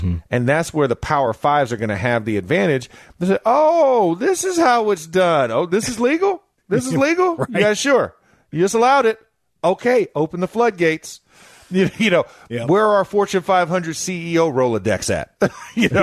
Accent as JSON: {"language": "English", "region": "Florida", "country": "United States", "also_born_or_lived": "Pittsburgh", "moved": "as an adult", "said": "I played in Pittsburgh for nine years, and I'm from Florida"}